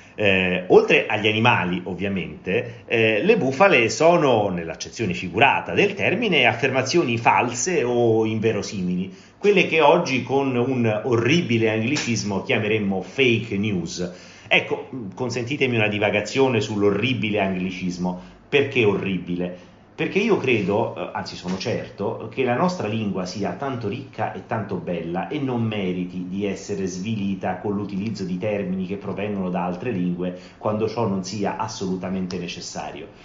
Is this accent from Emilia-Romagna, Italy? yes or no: no; Rome, Lazio, Italy; sono di Roma